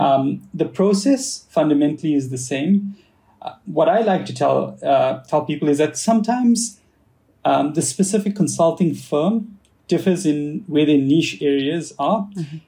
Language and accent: English; South Africa; accent: South African; moved away; I'm actually uh, 100% uh, born and bred in South Africa. Uh, so I have a little bit of that, or I guess I have a lot of that South African accent